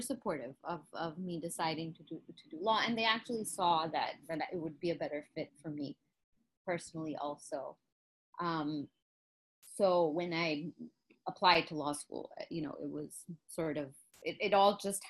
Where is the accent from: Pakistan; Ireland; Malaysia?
Pakistan; also born or lived in Kuwait; I grew up living in Pakistan when I was very young, and then my formative years living in Kuwait with my family, and we were expats there.